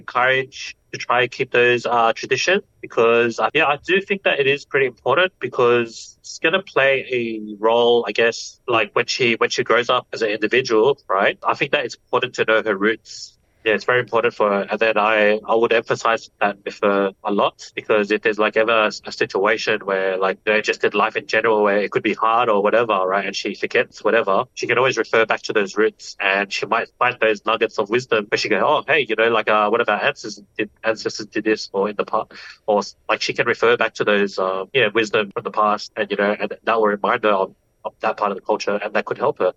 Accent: Australia; first language English; I grew up in Australia, English was the main language that was used in the household.

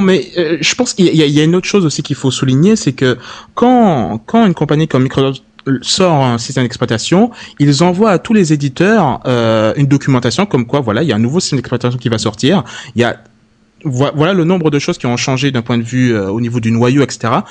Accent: Guadeloupe; je viens de la Guadeloupe

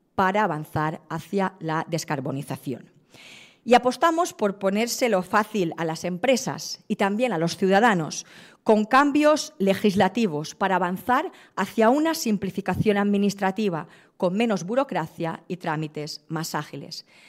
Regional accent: Balearic Islands, Spain

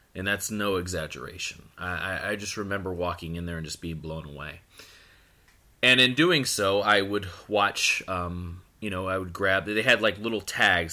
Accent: Florida, United States; born or raised there; also born or lived in Akron, Ohio / Pennsylvania

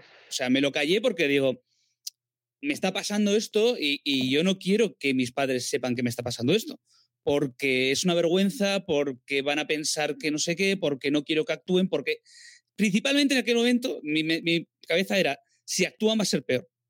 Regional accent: a village in the Basque Country, Spain; moved away as an adult; also born or lived in Barcelona / Madrid; un pueblo del País Vasco

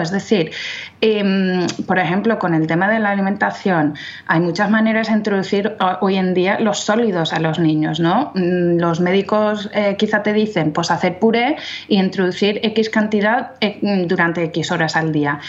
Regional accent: London, United Kingdom; Spanish is a second language; moved away as an adult; also born or lived in Oviedo, Spain; now in Valencia, Spain; yo soy inglesa, de nacimiento y de crianza. Eh, vivía en Londres em, con mis padres

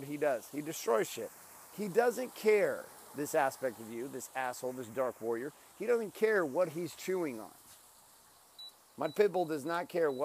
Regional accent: Stockton, California, United States; now in Orange County, California, United States; We grew up in Stockton, California

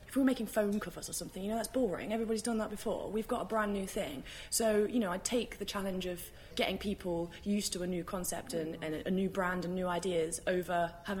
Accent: United Kingdom; as British people

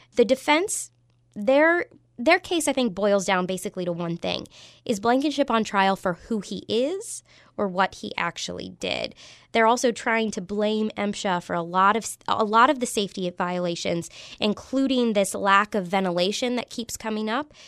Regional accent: Clarksburg, West Virginia, United States; I'm from Clarksburg and North Central West Virginia.

